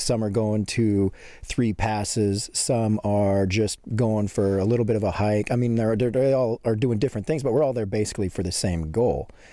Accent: Montana, United States; I'm from a little small town in Montana

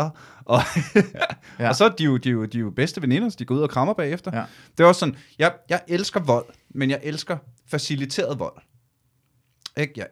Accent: Ølstykke, Capital Region of Denmark, Denmark; Jeg voksede op i Ølstykke

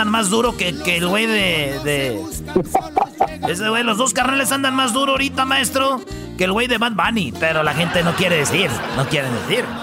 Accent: Soyatla, Puebla, Mexico; now in Toms River, United States; yo soy originado de Puebla, México.

